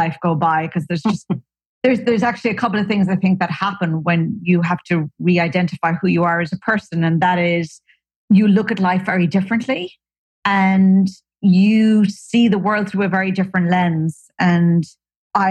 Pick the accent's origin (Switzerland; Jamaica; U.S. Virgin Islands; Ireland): Ireland; moved away as an adult; also born or lived in Silicon Valley / New York; now in California, United States; I hail from Ireland.